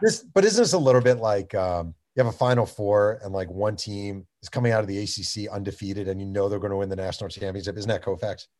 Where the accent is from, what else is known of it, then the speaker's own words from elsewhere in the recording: Mahopac, New York, United States; I grew up in Mayo Pack, which is a tiny town